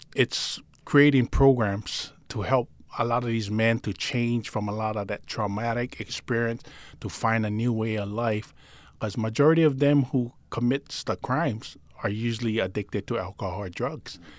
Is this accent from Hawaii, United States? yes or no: yes; Honolulu, Hawaii, United States; also born or lived in Palolo, Honolulu; I grew up actually in Pololo in nineteen eighty-six. We moved there, but I grew up in Calihi